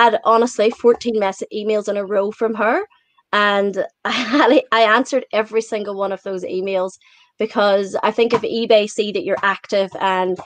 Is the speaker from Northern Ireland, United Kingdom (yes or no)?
yes; Newtownstewart, Northern Ireland, United Kingdom; moved away as an adult; also born or lived in Sydney, Australia; now in Australia; So I'm from Tyrone. It's up in the north, and it's a little town called Newton Stewart. Tiny little farming community